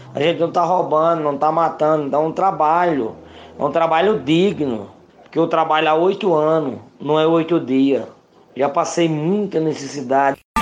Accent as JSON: {"language": "Portuguese", "region": "Paraíba", "country": "Brazil", "moved": "yes", "lives_now": "São Paulo, Brazil", "said": "eu sou do estado da Paraíba, resido aqui em São Paulo"}